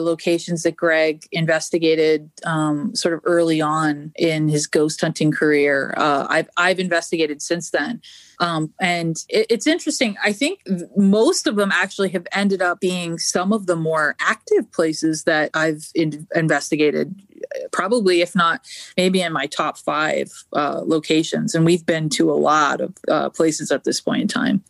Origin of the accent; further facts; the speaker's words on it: Canada; moved away; I'm originally Canadian. Uh, well, I'm still Canadian, but I'm originally from Canada